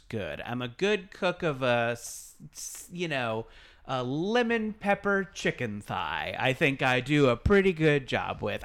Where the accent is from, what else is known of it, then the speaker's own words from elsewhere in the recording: Orange County, California, United States; now in Los Angeles, United States; I grew up in Orange County